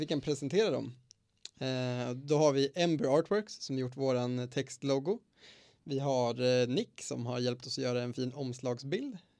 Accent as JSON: {"language": "Swedish", "town": "Eskilstuna", "region": "Södermanland", "country": "Sweden", "moved": "yes", "said": "hemma i Eskilstuna"}